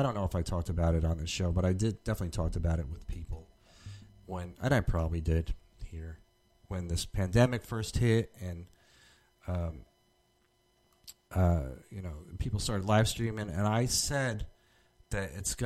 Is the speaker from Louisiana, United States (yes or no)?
no; New Jersey, United States; moved away; I'm from Jersey